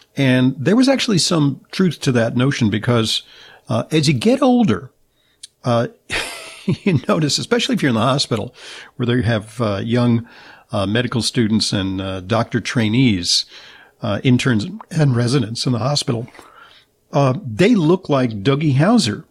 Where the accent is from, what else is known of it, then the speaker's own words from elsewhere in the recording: Southern California, United States; I'm from Southern California